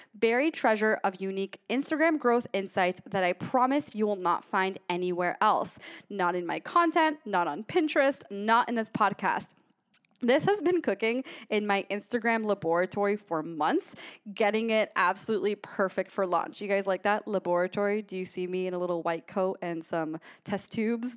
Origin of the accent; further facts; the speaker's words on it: Gainesville, Florida, United States; I'm from Gainesville, Florida